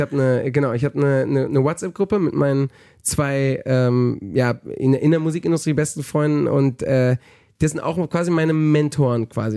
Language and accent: German; Palma, Balearic Islands, Spain; now in Germany; ich bin im Urlaubsort aufgewachsen